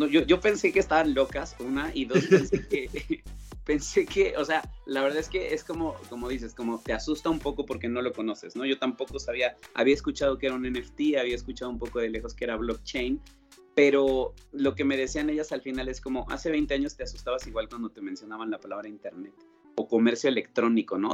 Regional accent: Mexico; accent: Mexican; now in Colombia; por mi acento sabes que soy de México

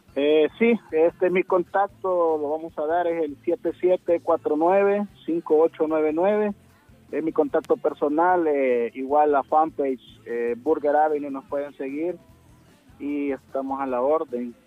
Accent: El Salvador; soy originario de WhatsApp el restaurante está ubicado en WhatsApp que está en la zona norte del país

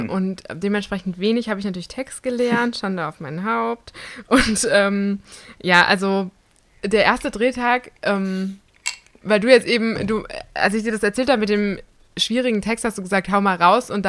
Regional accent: Hamburg, Germany; Ich komme aus Hamburg, ja

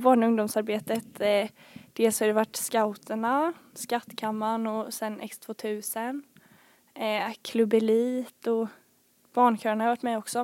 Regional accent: Bankeryd, Jönköping County, Sweden; also born or lived in Falun / Smålandsstenar; jag har bott här i Bankeryd sedan jag var 4-5 år

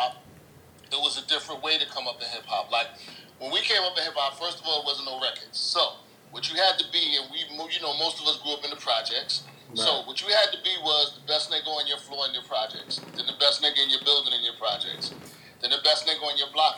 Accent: New York City, New York, United States; I'm from the Bronx.

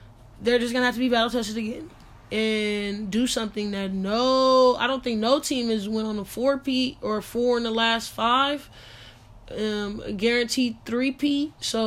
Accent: Sacramento, California, United States; I'm from Sacramento

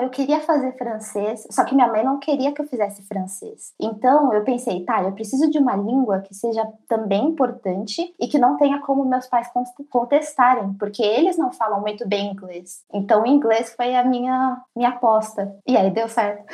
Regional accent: São Paulo, Brazil; moved away as an adult; now in Sweden; Eu sou de São Paulo

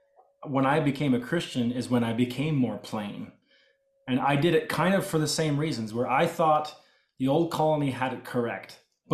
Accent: Canada; the religion that I was raised in is called Old Colony Mennonite, but I was never raised in a colony. I was born and raised in Canada. I wore store-bought clothes. We had electricity. I went to public school. I was raised like a normal Canadian kid, right?

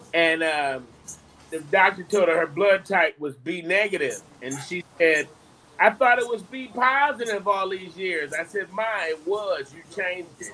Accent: Detroit, Michigan, United States; now in Charlotte, United States; the way I grew up in Detroit

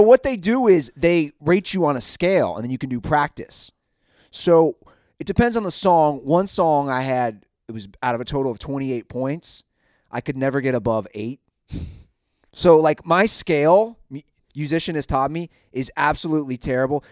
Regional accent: Cincinnati, Ohio, United States; I'm a guy from Cincinnati, Ohio

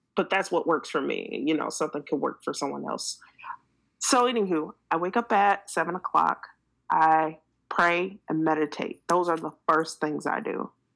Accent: Detroit, Michigan, United States; moved away as an adult; also born or lived in Japan; now in San Antonio, United States; we had a house in Detroit, Michigan, and that's my hometown

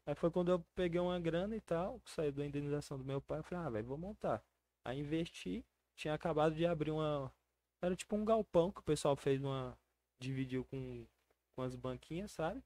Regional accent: Brasília, Federal District, Brazil; also born or lived in Recanto das Emas / Ceilândia; Nasci em Brasília, vivo lá até hoje

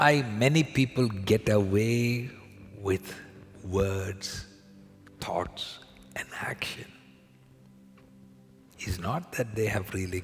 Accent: India; now in Canada; I was born in India, where we were used to going into the supermarket on the side of the road, the vegetable market with my father

